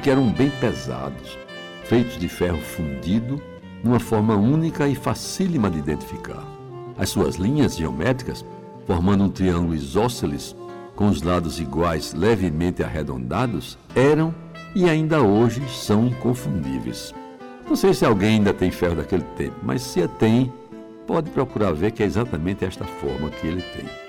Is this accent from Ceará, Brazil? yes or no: yes; Jaguaribe, Ceará, Brazil; a minha infância em Jaguaribe